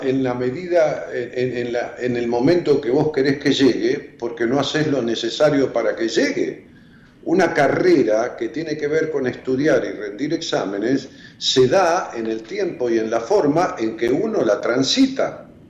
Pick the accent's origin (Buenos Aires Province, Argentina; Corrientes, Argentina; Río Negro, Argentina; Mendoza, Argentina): Buenos Aires Province, Argentina; Ramos Mejía; yo soy de Ramos Mejía, de prácticamente el 80% de mi vida